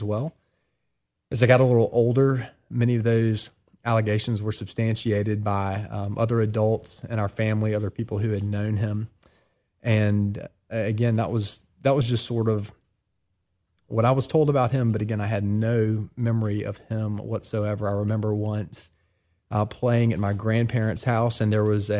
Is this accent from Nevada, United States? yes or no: no; Columbia, South Carolina, United States; now in Oxford, Mississippi, United States; I was born in Columbia, South Carolina, 40 years ago now